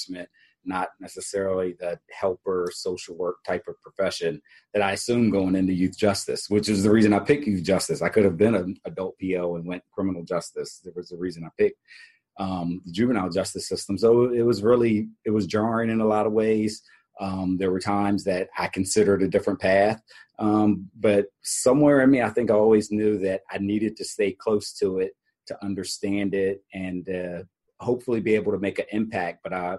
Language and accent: English; Harrisburg, Pennsylvania, United States; In Harrisburg, Pennsylvania.